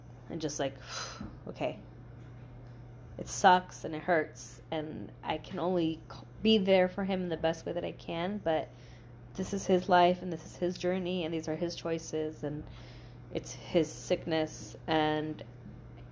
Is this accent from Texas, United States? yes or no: yes; El Paso, Texas, United States; moved away as an adult; also born or lived in New Mexico / Mexico; now in Austin, United States; I grew up in El Paso